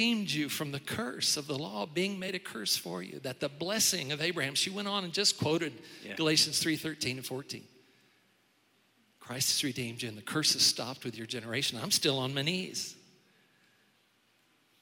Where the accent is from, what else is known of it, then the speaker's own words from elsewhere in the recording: Tulsa, Oklahoma, United States; When I was growing up in Tulsa, Oklahoma